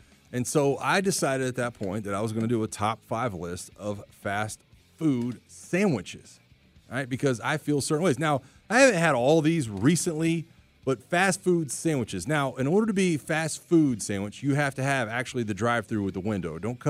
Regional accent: Florida, United States; I'm from the coast. Like, I'm from Florida.

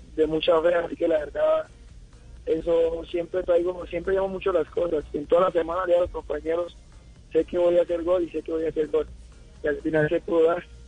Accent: Colombia; moved away; mañana ya regreso a Colombia, ya me hace falta

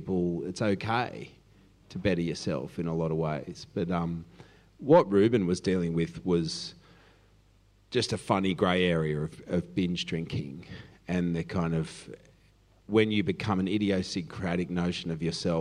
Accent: Cronulla, New South Wales, Australia; I'm from Cronulla

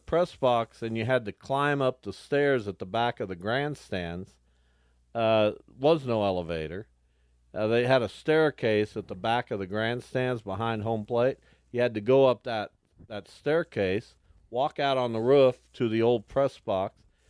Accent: Wichita, Kansas, United States; I grew up in Lawrence Dumont before that Lawrence Stadium.

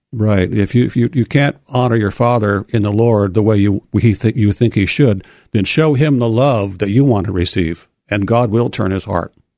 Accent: Port Huron, Michigan, United States; moved away as an adult; also born or lived in Oregon; I grew up in Port Huron, Michigan

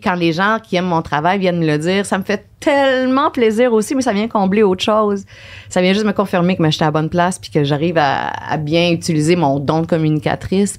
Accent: Saint-Anselme, Quebec, Canada; moved away as an adult; also born or lived in Jonquière / Chicoutimi / Trois-Rivières; now in Montreal, Canada; je viens de la rive sud de Québec, ok de Saint-Anselme, un tout petit village

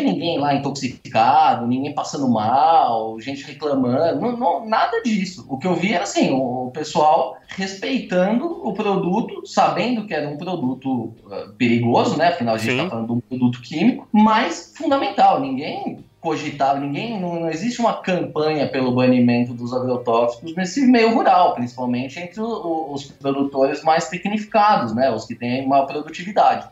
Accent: São Paulo, Brazil; vivi a minha vida toda em São Paulo, então sou um cara totalmente urbano

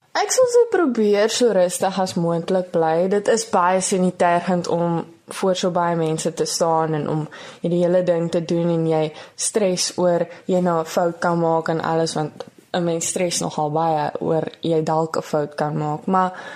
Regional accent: Porterville, Western Cape, South Africa; Ek is van Porterville. Ek is nou tans in Hoërskool Porterville in Graad 11.

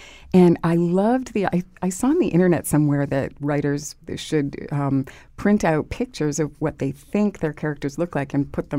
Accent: Massachusetts, United States; I'm from Massachusetts, I should know better

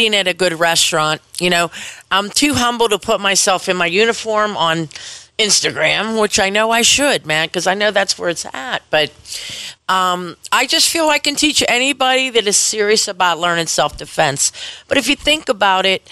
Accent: Penn Hills, Pennsylvania, United States; Penn Hills. I'm from Penn Hills.

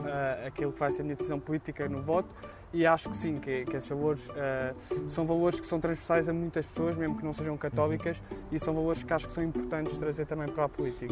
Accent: Portugal; como portugueses que somos

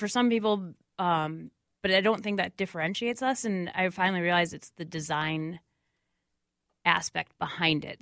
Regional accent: Minneapolis, Minnesota, United States; I grew up right in Bryn Mawr outside, so I would, like, rollerbladed downtown with my friends. So I love downtown Minneapolis

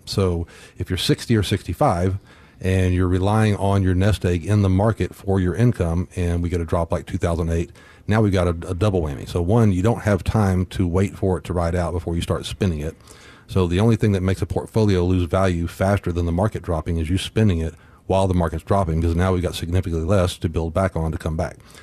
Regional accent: Corpus Christi, Texas, United States; growing up in Corpus

